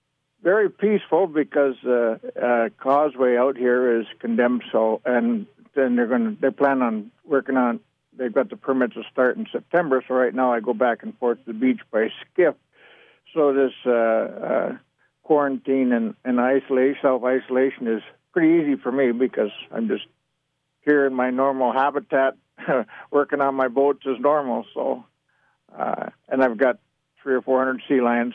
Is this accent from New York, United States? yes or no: no; Alaska, United States; also born or lived in Medford, Oregon; Actually, I was born here in Oregon. I was born down in Medford. My dad mustered out of the military after World War II there, and my folks bought property and so on. But you know, we went to Alaska when I was real young.